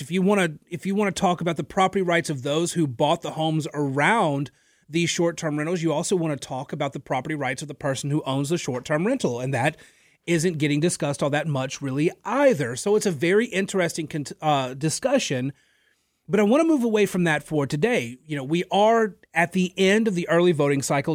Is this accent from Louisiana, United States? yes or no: yes; Natchitoches, Louisiana, United States; moved away as an adult; now in Lafayette, United States; I'm from the Natchitoches area